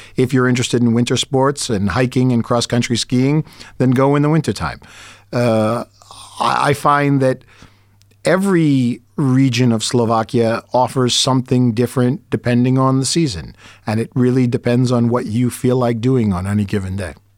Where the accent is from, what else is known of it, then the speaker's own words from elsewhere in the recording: United States; as an American